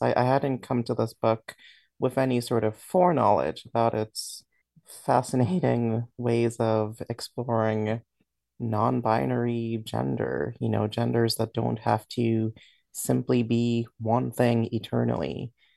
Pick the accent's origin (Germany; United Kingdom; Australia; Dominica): Dominica; now in New York, United States; I grew up in the Commonwealth of Dominica in, in the Caribbean